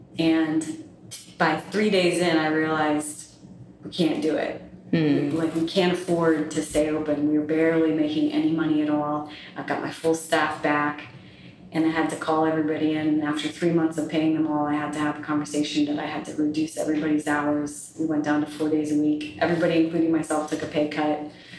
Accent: the South, United States; I was raised in the South, but I'm essentially a Northerner.

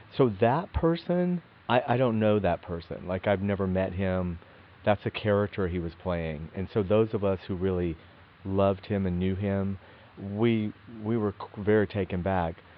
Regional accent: Athens, Georgia, United States; we grew up together in Athens, Georgia.

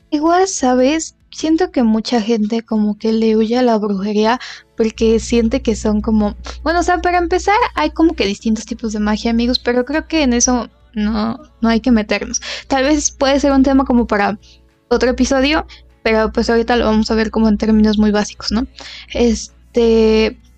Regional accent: Mexico; somos de México

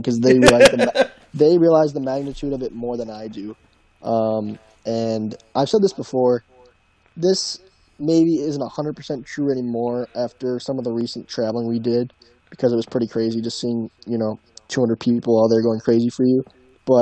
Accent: Michigan, United States; We both, we grew up fans of, you know, rival colleges. You grew up a huge Michigan fan, Michigan family. I live across the street from them, and we're big Michigan State people, so we're from Michigan

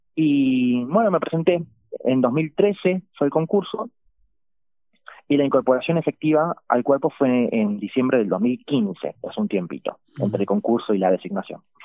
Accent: Victoria, Entre Ríos, Argentina; yo soy oriundo de Victoria y allí, en la escuela en la que transité la, el nivel secundario

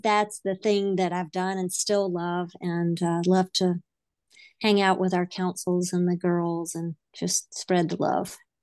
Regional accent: the South, United States; I grew up in the South. I don't know if I still have an accent, but I grew up in the South

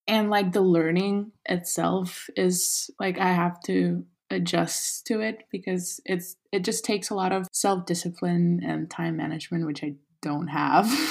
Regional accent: Kazakhstan; moved away as an adult; also born or lived in Los Angeles, United States; my hometown

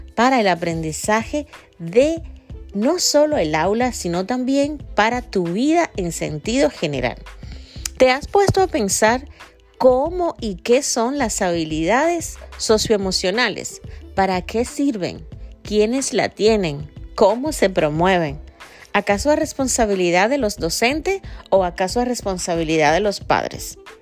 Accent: Dominican Republic; mi gente de República Dominicana, de donde soy yo y de donde este podcast sale

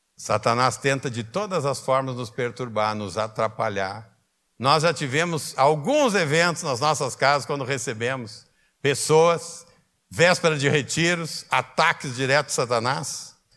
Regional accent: Canoas, Rio Grande do Sul, Brazil; also born or lived in Porto Alegre; Eu sou porto-alegrense, eu só atravessei a ponte para nascer em Porto Alegre e voltei para Canoas

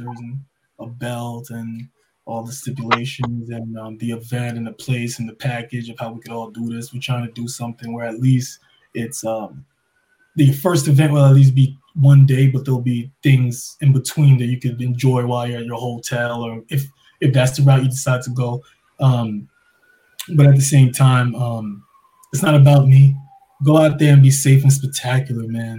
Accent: New York, United States; I'm from New York

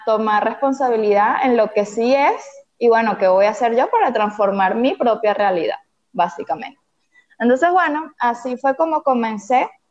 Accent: Venezuela; soy venezolana, estoy en Caracas, Venezuela

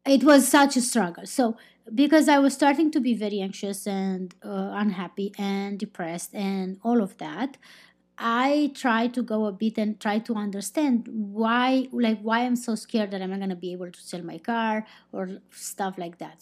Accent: Romania; I'm not from Spain, I'm not from Portugal, I'm from Romania

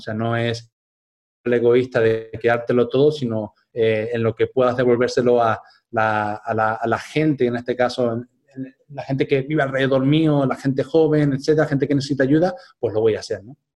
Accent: Spain; moved away as an adult; cuando yo volviera a España

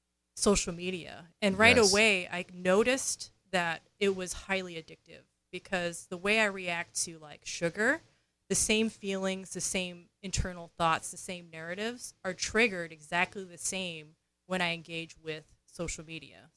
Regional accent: New York, United States; So I grew up in New York, and New York is an extroverted culture, right?

